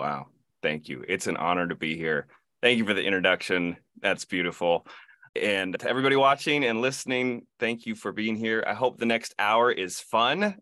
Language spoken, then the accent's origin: English; Ithaca, New York, United States; I grew up in Ithaca, New York, home of Cornell University, Ithaca College